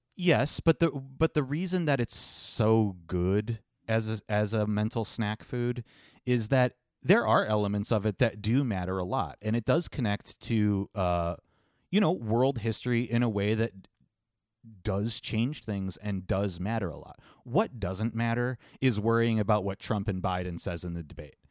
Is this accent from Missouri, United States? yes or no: no; Cleveland, Ohio, United States; we're from Cleveland